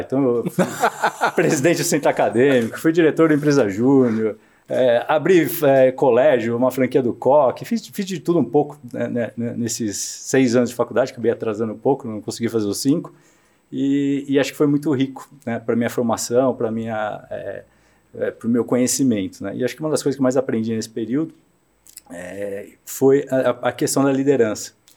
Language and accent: Portuguese; São Paulo, Brazil; also born or lived in Iacanga, São Paulo / São Carlos, São Paulo; Mas fui criado em São Paulo